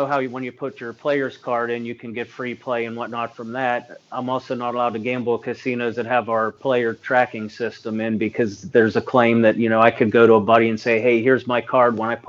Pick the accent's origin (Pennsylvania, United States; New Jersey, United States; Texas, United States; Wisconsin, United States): Pennsylvania, United States; Pittsburgh; also born or lived in Beaver Falls, Pennsylvania; even though I'm a Pittsburgh fan